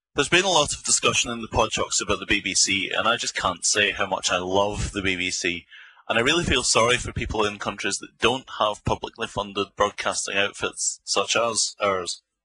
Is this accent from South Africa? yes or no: no; Bathgate, Scotland, United Kingdom; accent: Scots; You've probably guessed from my accent that I am indeed Scots myself. And indeed grew up in Bathgate